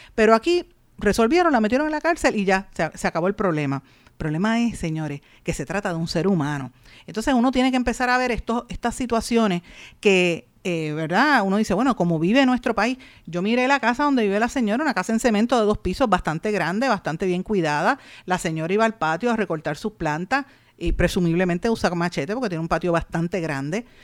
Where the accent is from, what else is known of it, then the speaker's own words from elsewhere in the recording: Puerto Rico; nosotros como los puertorriqueños